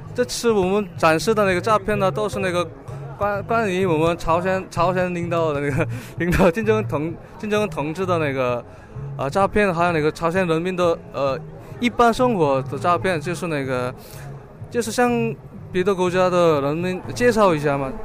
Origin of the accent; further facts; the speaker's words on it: North Korea; Chinese is a second language; moved away as an adult; now in Beijing, China; 我是来自朝鲜的留学生